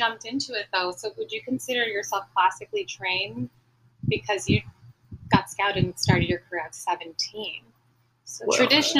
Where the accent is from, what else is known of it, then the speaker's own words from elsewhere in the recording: Chicago, Illinois, United States; also born or lived in Springfield; …, born in Springfield, Illinois.